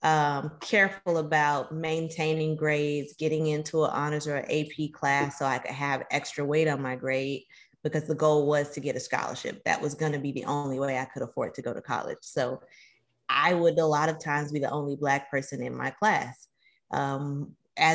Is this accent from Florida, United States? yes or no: yes; Miami Gardens, Florida, United States; I'm from Miami Gardens. You know, born and raised in the County